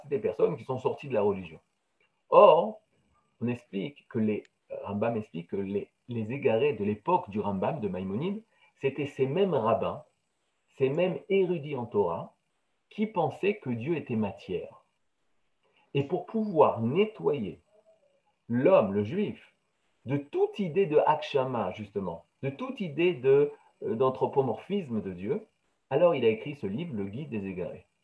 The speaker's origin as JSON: {"language": "French", "country": "France", "tie": "born or raised there", "said": "j'ai grandi en France, dans la chrétienté"}